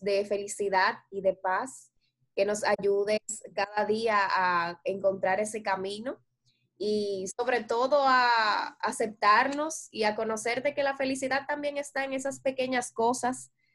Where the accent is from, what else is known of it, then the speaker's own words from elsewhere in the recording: Dominican Republic; nosotros como dominicanos